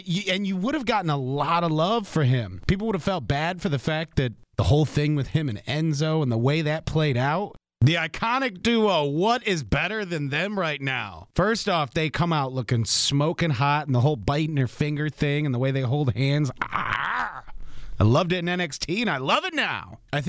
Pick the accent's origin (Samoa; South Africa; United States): United States; Detroit, Michigan; also born or lived in New York / Philadelphia / Indianapolis / Fresno; I'm from Detroit, New York, Philadelphia, Indy. I did live in California for like a year, but it was Fresno, California, not like California, California.